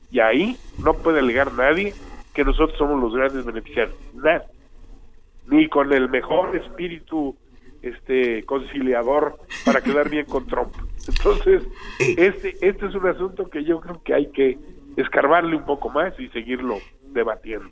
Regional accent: Mexico

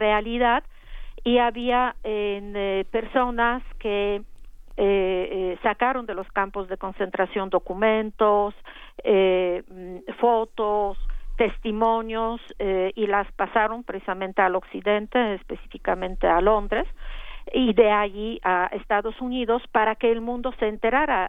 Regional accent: Poland; europea y polaca

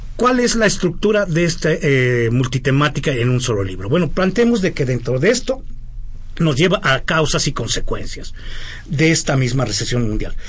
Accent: Mexico; nosotros como mexicanos

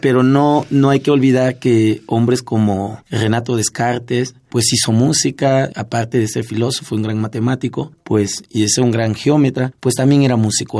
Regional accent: Juchitán, Oaxaca, Mexico; moved away; los que salimos de Juchitán, del Istmo de Tehuantepec

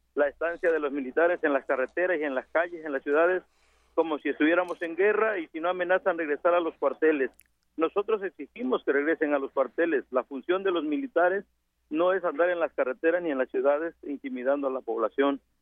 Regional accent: Mexico; todos somos mexicanos

